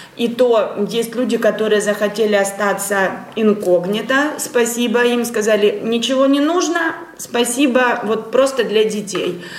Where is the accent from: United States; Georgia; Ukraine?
Ukraine; moved away as an adult; now in Latvia; мы с Украины